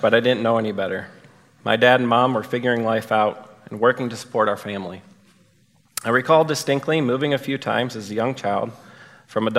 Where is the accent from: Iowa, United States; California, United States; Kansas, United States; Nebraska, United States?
Iowa, United States; Rock Valley; Within my hometown of Rock Valley, Iowa, there was a public school and a private school